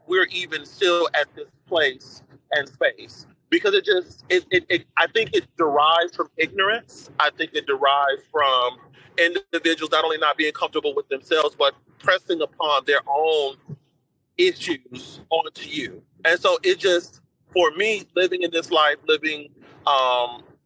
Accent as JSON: {"language": "English", "town": "Chicago", "region": "Illinois", "country": "United States", "tie": "born or raised there", "moved": "as an adult", "lives_now": "DMV area, United States", "said": "Southsider of Chicago, born and raised"}